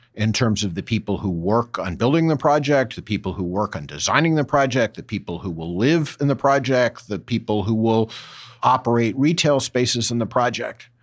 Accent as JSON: {"language": "English", "region": "East Coast", "country": "United States", "tie": "born or raised there", "also_born_or_lived": "Boston / New York / Washington / London", "moved": "as an adult", "lives_now": "California, United States", "said": "I grew up in the East Coast, spent time in Boston, New York, Washington, uh, and London before coming to California."}